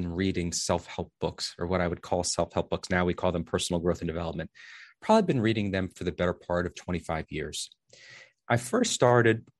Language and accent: English; New Jersey, United States; I'm from New Jersey